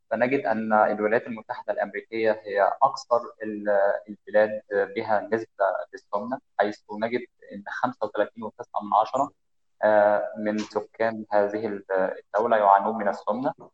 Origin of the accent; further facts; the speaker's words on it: Monufia Governorate, Egypt; من مصر خاصه من المنوفيه